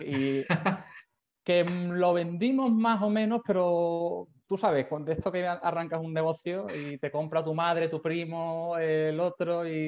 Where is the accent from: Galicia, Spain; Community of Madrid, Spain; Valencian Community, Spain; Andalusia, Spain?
Andalusia, Spain; Seville; moved away as an adult; also born or lived in Barcelona; yo soy de Sevilla. Eh, bueno, viví allí toda la infancia, juventud